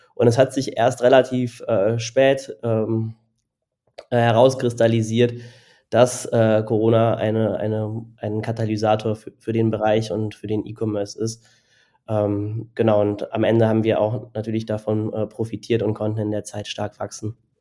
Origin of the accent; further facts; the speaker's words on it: Cologne, North Rhine-Westphalia, Germany; now in Berlin, Germany; Ich komme ursprünglich aus Köln